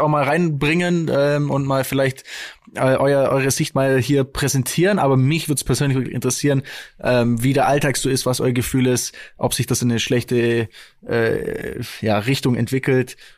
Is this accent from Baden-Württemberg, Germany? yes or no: yes; Stuttgart, Baden-Württemberg, Germany; bei uns in Stuttgart